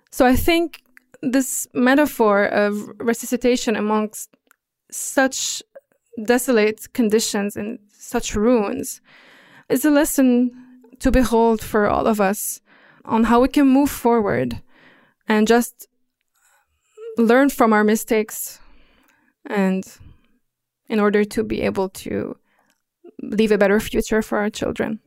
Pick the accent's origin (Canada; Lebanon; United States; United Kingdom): Lebanon; during the Civil War in Lebanon, in my home country